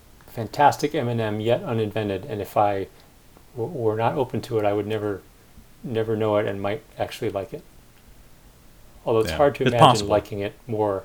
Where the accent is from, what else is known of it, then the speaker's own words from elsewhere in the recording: Northern Illinois, United States; moved away as an adult; So I go back to my hometown in Northern Illinois. I swear, people talk differently